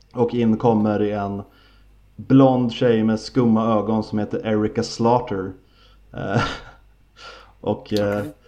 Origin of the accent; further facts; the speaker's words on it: Sweden; vi svenskar